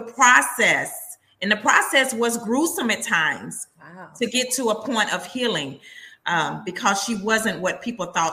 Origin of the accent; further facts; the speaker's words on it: Texas, United States; I am a native Texan, and I am a writer